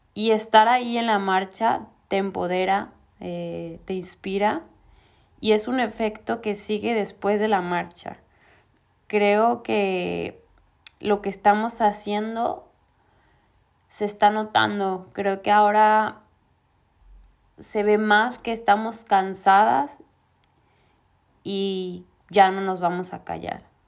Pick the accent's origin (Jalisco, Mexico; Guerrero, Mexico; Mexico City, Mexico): Jalisco, Mexico; Guadalajara; moved away as an adult; now in Málaga, Spain; soy de Guadalajara y vivo en Málaga, España desde hace ya casi cuatro años